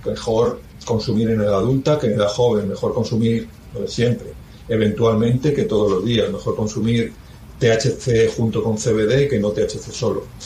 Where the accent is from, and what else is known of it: Spain